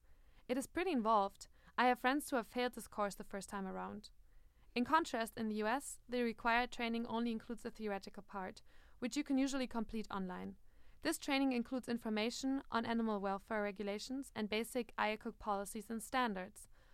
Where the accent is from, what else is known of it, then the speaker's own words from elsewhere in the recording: Germany; moved away as an adult; now in United States; I come from Germany